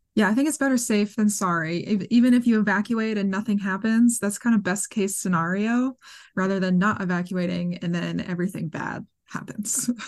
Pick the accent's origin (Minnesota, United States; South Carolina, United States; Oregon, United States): Minnesota, United States; moved away; I grew up in Minnesota